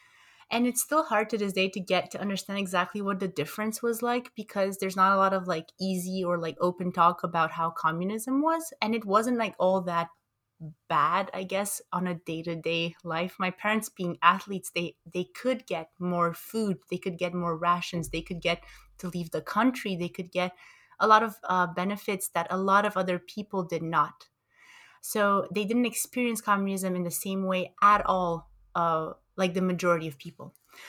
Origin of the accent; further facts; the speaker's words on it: Montreal, Quebec, Canada; also born or lived in Romania; I think I tend to emphasize the bridges between my origins in Romania and my, you know, growing up in Montreal, in Canada.